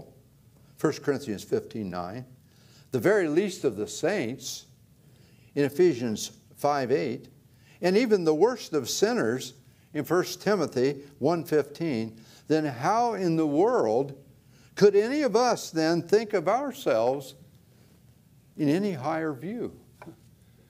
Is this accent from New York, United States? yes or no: no; Ohio, United States; moved away; I grew up in Ohio